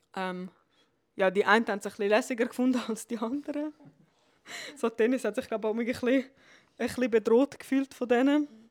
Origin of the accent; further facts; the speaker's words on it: Switzerland; bei uns in der Schweiz